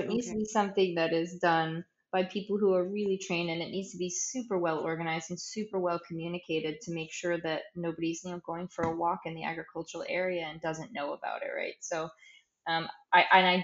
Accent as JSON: {"language": "English", "country": "United States", "moved": "as an adult", "lives_now": "Saint Kitts and Nevis", "said": "I'm an American working St. Kitts"}